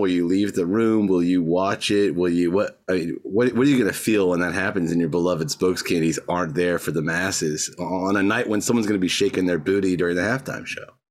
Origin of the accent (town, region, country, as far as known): Georgia, United States; born or raised there